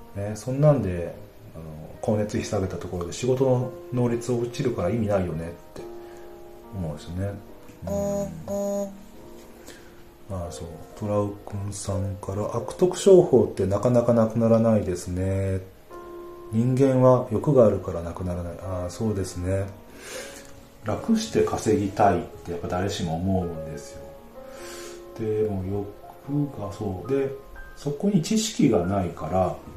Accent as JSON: {"language": "Japanese", "region": "western Japan", "country": "Japan", "tie": "born or raised there", "moved": "as an adult", "said": "西の方の生まれなんですけど、東の方に行って"}